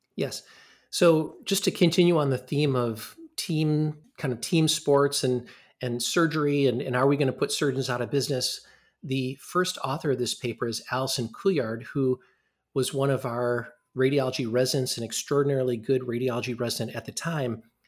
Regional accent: Ann Arbor, Michigan, United States; moved away as an adult; also born or lived in Rochester, New York; now in Madison, United States; I grew up in Ann Arbor, Michigan, which is not that far from here

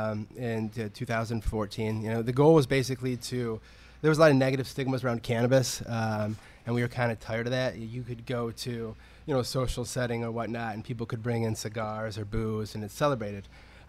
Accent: Michigan, United States; Now, I'm from Michigan, so people were back home were talking about it.

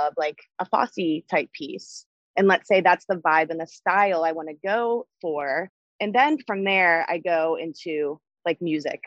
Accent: Northern Kentucky / Cincinnati area, United States; also born or lived in Buffalo, New York; I was born in Buffalo, New York. I trained at Mary Alice's Dance until I was about 7. My dad got a job transfer and that moved me to the Northern Kentucky / Cincinnati area.

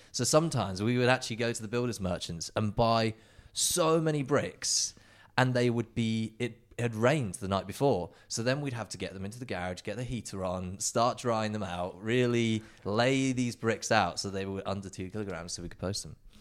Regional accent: England, United Kingdom; moved away as an adult; growing up in the UK, you know, Justin and I being identical twins

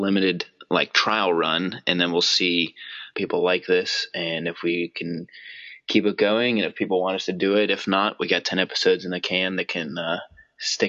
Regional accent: Pittsburgh, Pennsylvania, United States; also born or lived in Poughkeepsie, New York / Cleveland, Ohio; I was born in Poughkeepsie. He worked at IBM. they moved him out to Cleveland, and then I spent a few years in Cleveland, and then moved back to Pittsburgh

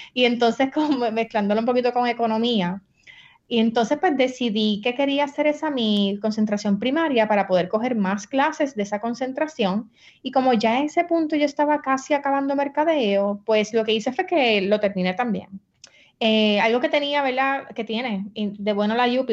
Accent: San Juan, Puerto Rico; also born or lived in Barranquitas / Naranjito; mis papás me criaron en San Juan

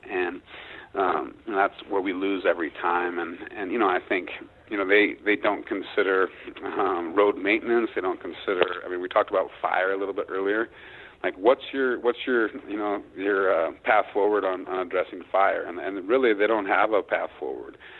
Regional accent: Montana, United States; my home state of Montana

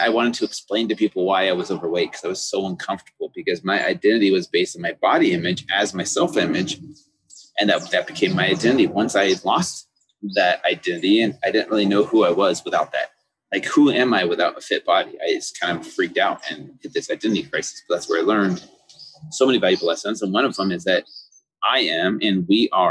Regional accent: United States; everyday foods that we grew up with here in the United States

